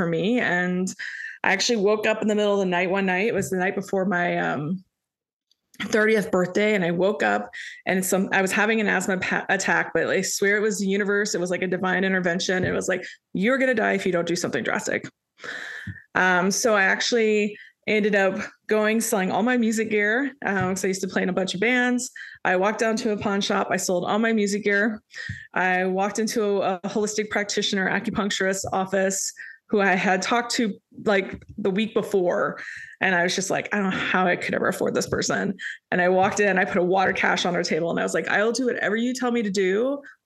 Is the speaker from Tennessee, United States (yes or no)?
no; Indiana, United States; moved away as an adult; also born or lived in New York City, United States; now in Atlanta, United States; originally hail from the harvest land state of Indiana.